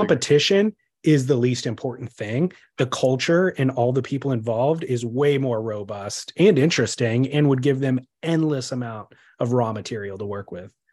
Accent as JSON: {"language": "English", "region": "California", "country": "United States", "said": "I am American or Californian"}